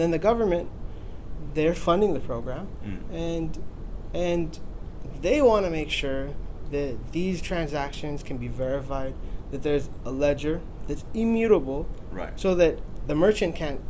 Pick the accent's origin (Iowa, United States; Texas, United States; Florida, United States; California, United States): California, United States; Los Angeles; also born or lived in Puerto Rico; grew up in Los Angeles